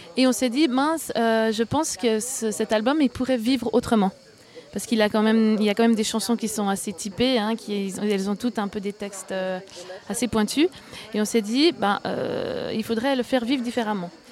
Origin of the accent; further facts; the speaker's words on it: Fribourg, Switzerland; je suis fribourgeoise